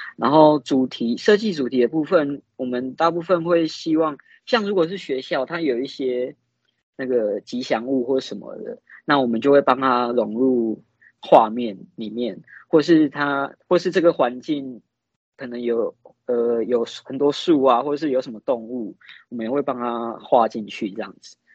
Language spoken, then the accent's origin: Chinese; Yilan, Yilan County, Taiwan; 我们都是来自宜兰